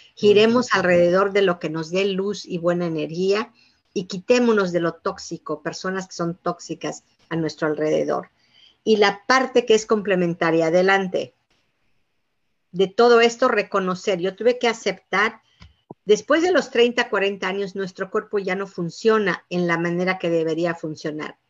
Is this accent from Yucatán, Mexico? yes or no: yes; Yucatán, Mexico; moved away; somos originarios de Yucatán